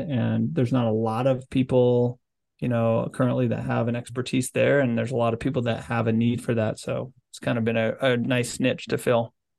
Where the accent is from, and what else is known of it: Utah, United States